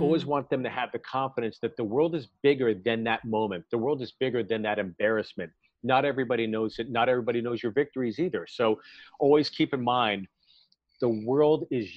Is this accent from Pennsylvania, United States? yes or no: yes; Pittsburgh, Pennsylvania, United States; also born or lived in New York City; now in California, United States; I grew up in Pittsburgh